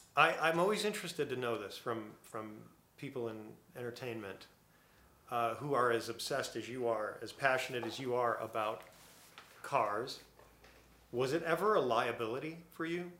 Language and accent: English; Buffalo, New York, United States; I grew up in Buffalo